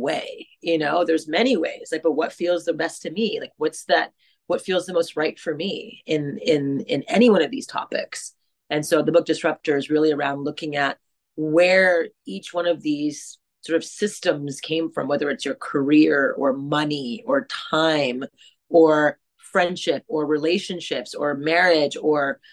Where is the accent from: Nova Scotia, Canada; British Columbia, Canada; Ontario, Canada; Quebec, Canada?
Quebec, Canada; Montreal; I grew up in French Canada in Montreal, in a greater America.